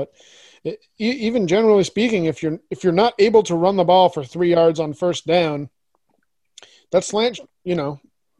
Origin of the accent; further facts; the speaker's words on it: New Haven, Connecticut, United States; now in Syracuse, United States; I'm from the New Haven area